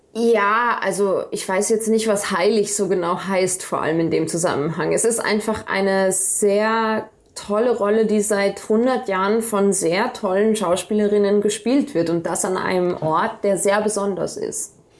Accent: Salzburg, Austria; first language German; also born or lived in Dorfgastein; ich komme aus Salzburg, ich bin hier aufgewachsen

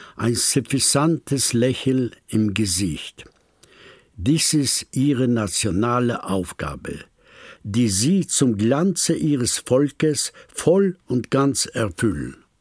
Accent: Poland; moved away; Ich stamme aus Polen.

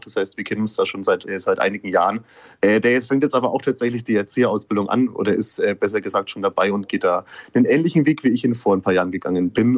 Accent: Kulmbach, Bavaria, Germany; wir kommen äh, alle aus Oberfranken, ähm, genauer aus Kulmbach

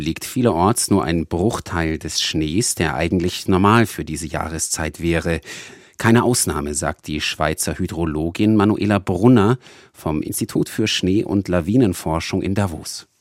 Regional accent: Bavaria, Germany; bei uns in Bayern

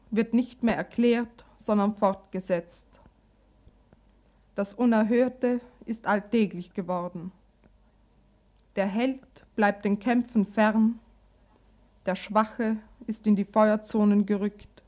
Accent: Carinthia, Austria; Ich habe meine Jugend in Kärnten verbracht, im Süden, an der Grenze, in einem Tal, das zwei Namen hat, einen deutschen und einen slowenischen.

